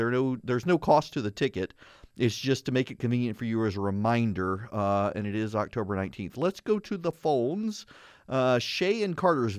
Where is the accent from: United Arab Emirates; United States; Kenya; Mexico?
United Arab Emirates; Dubai; Which is the way I grew up in Scouts in Dubai.